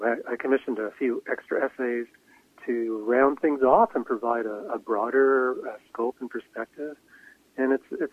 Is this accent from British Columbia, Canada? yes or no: yes; Vancouver, British Columbia, Canada; growing up in Vancouver